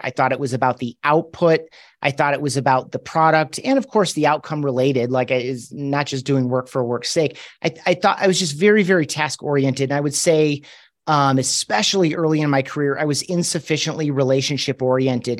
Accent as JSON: {"language": "English", "town": "Grand Rapids", "region": "Michigan", "country": "United States", "tie": "born or raised there", "moved": "as an adult", "lives_now": "Colorado Springs, United States", "said": "I grew up in Grand Rapids, Michigan"}